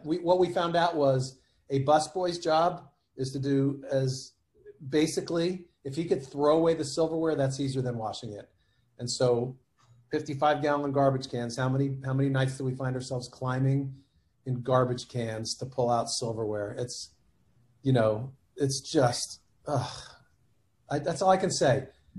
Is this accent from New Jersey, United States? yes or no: yes; New Jersey, United States; moved away; also born or lived in South Florida; when we were growing up in New Jersey, we lived behind our dad's general store.